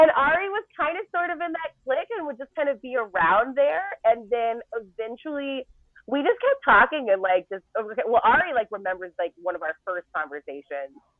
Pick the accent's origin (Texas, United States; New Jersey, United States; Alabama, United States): Texas, United States; Arlington; we grew up in Arlington, Texas